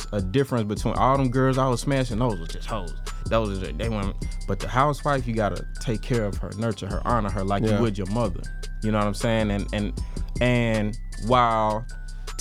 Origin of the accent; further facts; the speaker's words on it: Atlanta, Georgia, United States; I'm from Atlanta, so I was raised in it